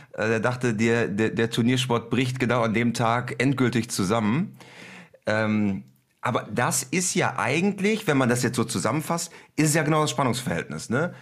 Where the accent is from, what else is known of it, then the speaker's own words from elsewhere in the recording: Germany; bei uns in Deutschland